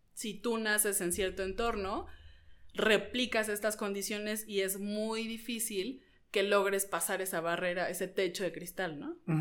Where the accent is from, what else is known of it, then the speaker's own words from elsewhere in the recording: Mexico City, Mexico; las ciudades que vivimos los mexicanos CDMXenses